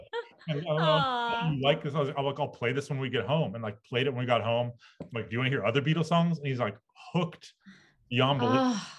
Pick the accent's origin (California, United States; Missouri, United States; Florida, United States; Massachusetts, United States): California, United States; Bay Area; moved away as an adult; also born or lived in New York; now in Los Angeles, United States; I grew up in the Bay Area, and I grew up going to baseball games in Oakland.